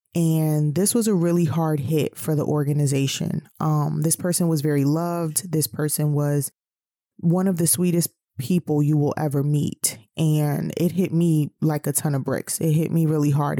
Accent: New York City, New York, United States; moved away as an adult; also born or lived in the South (US); I'm originally from New York City

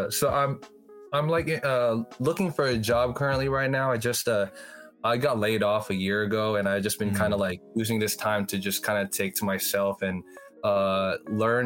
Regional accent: Daly City, California, United States; I'm a rapper from Daly City

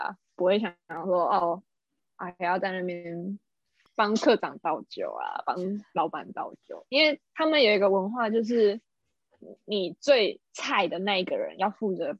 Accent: Taiwan; moved away as an adult; now in Japan; 毕竟他们都会愿意雇佣我一个台湾人了。

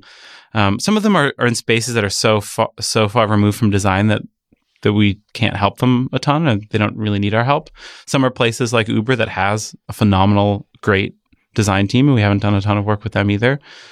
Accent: Michigan, United States; born there; also born or lived in Midwest; I was born in Michigan and my family I moved around the Midwest before coming out here.

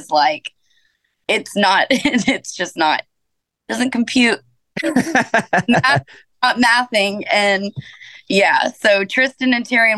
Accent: Georgia, United States; also born or lived in Powder Springs, Georgia / Kennesaw, Georgia / Marietta, Georgia / Hiram, Georgia; born and raised in Georgia.

